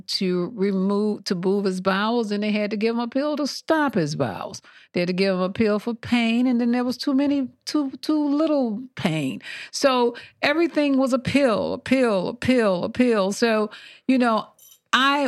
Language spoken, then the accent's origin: English; Montgomery, Alabama, United States; moved away; I'm from originally born and raised in Montgomery, Alabama